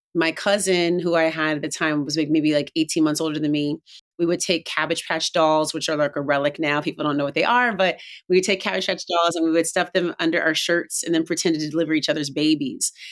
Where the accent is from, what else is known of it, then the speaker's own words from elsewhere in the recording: Oakland, California, United States; I grew up in Oakland, California